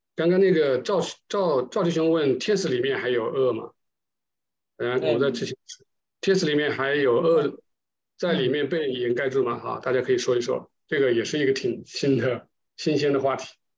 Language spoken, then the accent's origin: Chinese; China; 我们中国人对这个气这个有，有一点感情吧